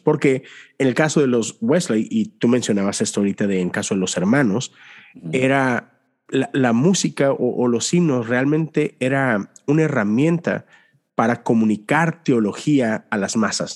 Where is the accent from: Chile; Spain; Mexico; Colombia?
Mexico; crecí en México